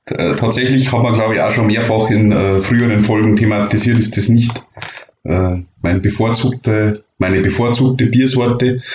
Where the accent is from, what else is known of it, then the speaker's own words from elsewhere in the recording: Bavaria, Germany; bei uns in Bayern